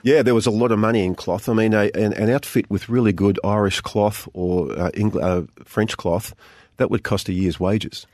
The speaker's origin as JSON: {"language": "English", "town": "Geelong", "region": "Victoria", "country": "Australia", "tie": "born or raised there", "said": "I grew up in Geelong"}